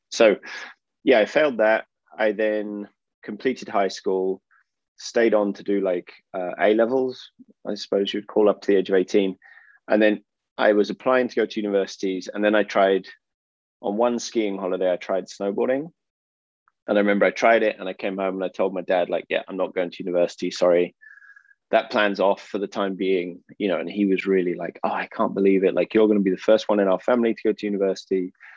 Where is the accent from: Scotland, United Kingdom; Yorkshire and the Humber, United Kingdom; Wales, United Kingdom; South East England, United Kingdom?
South East England, United Kingdom; Oxford; moved away as an adult; also born or lived in Finland / France / Austria / United States; now in Portugal; I'm from England. I was born um, in Oxford, and I lived in the UK for around 18 years